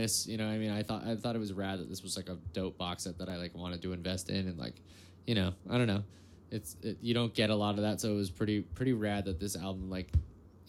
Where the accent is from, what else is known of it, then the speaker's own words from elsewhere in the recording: Bay Area, California, United States; I grew up in the Bay Area like during the dot-com crash